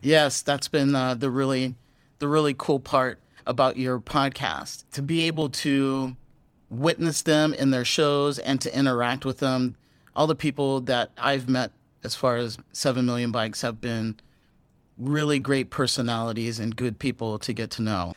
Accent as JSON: {"language": "English", "region": "California", "country": "United States", "tie": "born or raised there", "also_born_or_lived": "Texas, United States / San Francisco, United States", "moved": "as an adult", "lives_now": "Vietnam", "said": "I am from Texas originally, but a lot of my growing up did happen on the West Coast in California"}